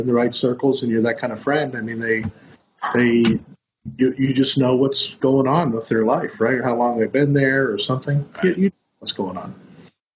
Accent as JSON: {"language": "English", "country": "United States", "moved": "as an adult", "lives_now": "Canada", "said": "as an American"}